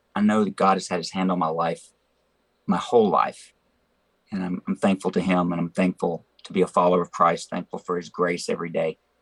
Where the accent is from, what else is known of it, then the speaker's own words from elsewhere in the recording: Memphis, Tennessee, United States; I grew up in Memphis